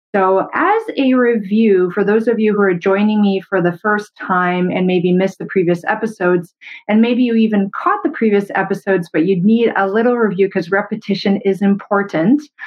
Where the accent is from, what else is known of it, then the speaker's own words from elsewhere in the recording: Canada; I'm a Canadian medical doctor